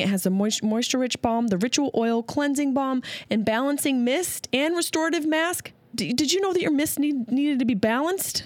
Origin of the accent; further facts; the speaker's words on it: Syracuse, New York, United States; now in Los Angeles, United States; Syracuse is my hometown.